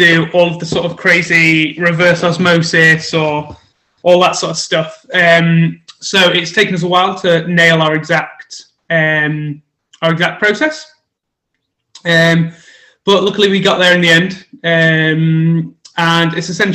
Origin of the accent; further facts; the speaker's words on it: Stockport, North West England, United Kingdom; moved away as an adult; now in Birmingham, United Kingdom; I'm originally not from Birmingham, so I'm not a Brummie myself. I'm supposed to be a bit of an honorary Brummie. I'm from Stockport, just up near Manchester, up north